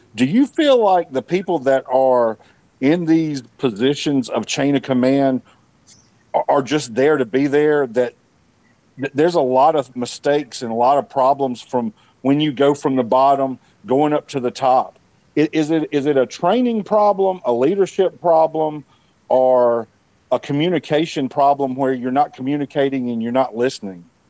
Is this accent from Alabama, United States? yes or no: yes; Montgomery, Alabama, United States; I'm from Montgomery